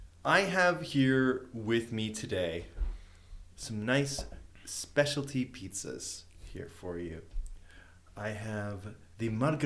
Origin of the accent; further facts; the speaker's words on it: Connecticut, United States; We're from Connecticut.